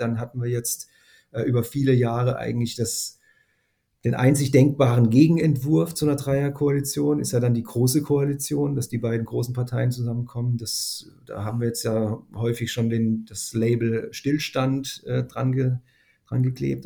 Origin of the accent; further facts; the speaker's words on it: Northern Germany, Germany; würden wir vielleicht als Norddeutsche sagen